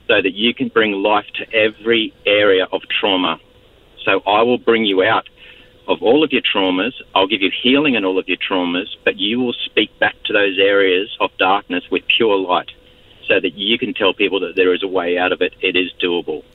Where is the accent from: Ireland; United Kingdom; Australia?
Australia; also born or lived in Fiji / United States; I'm Australian